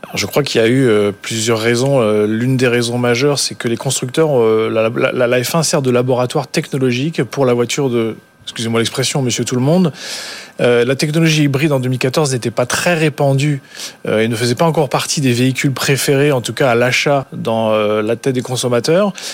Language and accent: French; France; en tant que Français